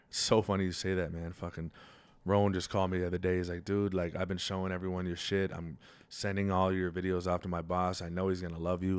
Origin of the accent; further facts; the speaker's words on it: Halifax, Nova Scotia, Canada; I grew up in the North End